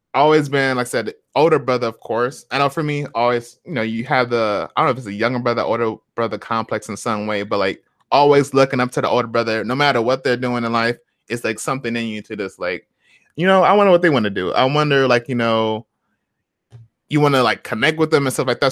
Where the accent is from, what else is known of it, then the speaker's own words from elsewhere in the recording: Flint, Michigan, United States; moved away as an adult; now in Seattle, United States; we were raised in Flint